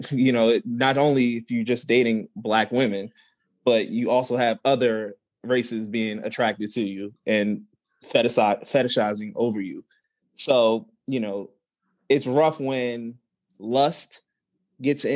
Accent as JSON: {"language": "English", "town": "Newark", "region": "New Jersey", "country": "United States", "said": "I'm from Newark, New Jersey"}